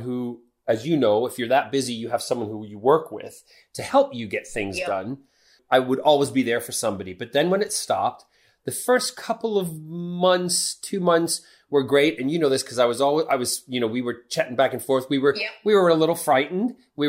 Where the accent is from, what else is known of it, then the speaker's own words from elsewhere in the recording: Midwest, United States; moved away as an adult; now in United Kingdom; I grew up in the Midwest